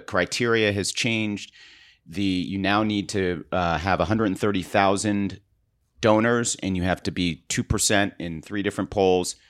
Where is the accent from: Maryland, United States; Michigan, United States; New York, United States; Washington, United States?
Maryland, United States; I grew up in Maryland. I spent, uh, spent a lot of time in Baltimore